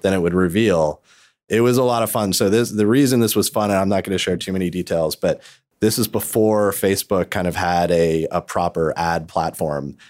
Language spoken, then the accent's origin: English; New York, United States; I'm from New York